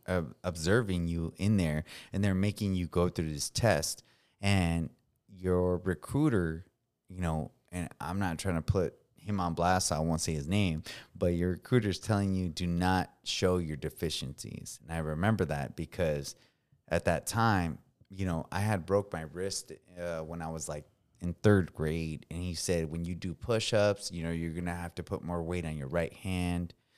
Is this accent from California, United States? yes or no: yes; California, United States; first language Spanish; English is a second language; moved away as an adult; I'm coming from California